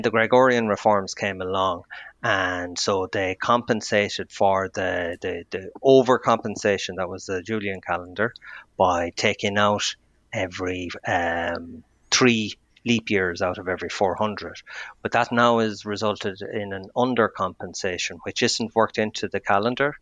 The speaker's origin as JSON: {"language": "English", "town": "Athlone", "region": "Westmeath", "country": "Ireland", "tie": "born or raised there", "said": "I grew up in Athlone"}